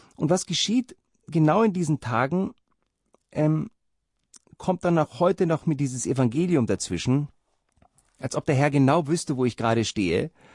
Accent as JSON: {"language": "German", "region": "Rhineland", "country": "Germany", "tie": "born or raised there", "said": "meine Kindheit war im Rheinland"}